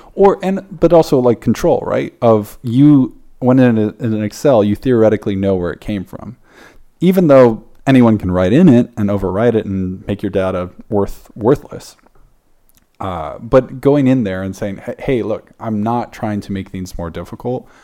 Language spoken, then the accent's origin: English; South Africa; I'm from South Africa